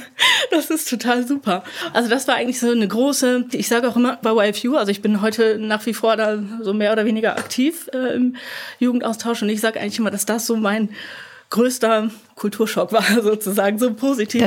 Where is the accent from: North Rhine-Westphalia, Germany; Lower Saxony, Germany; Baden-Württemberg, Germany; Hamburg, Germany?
Lower Saxony, Germany; East Frisia; ich komme aus Ostfriesland, oben an der Nordseeküste